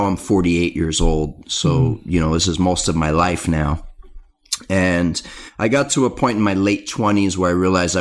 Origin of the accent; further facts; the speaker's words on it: San Diego, California, United States; my hometown of San Diego